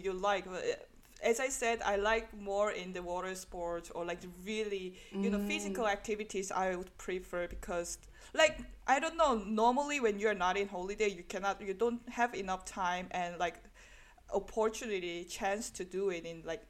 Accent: Busan, South Korea; English is a second language; moved away; I'm from Busan, like which is coast area too

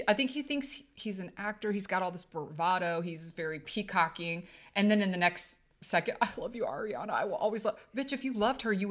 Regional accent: Ohio, United States; we're from Ohio, so it's Fox 8 Cleveland.

